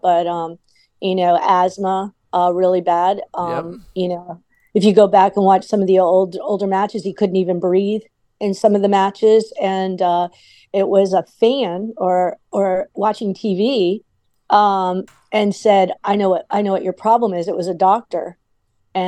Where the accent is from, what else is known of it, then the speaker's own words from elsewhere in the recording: South Florida, United States; I grew up in South Florida.